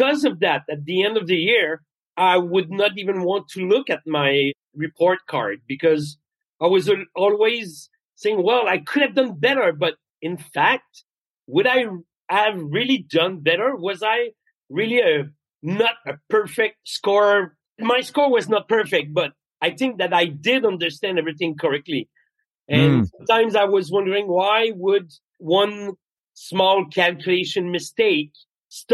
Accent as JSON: {"language": "English", "town": "Quebec City", "region": "Quebec", "country": "Canada", "second_language": "English", "said": "I come from Quebec City in Quebec. So English is not my first language."}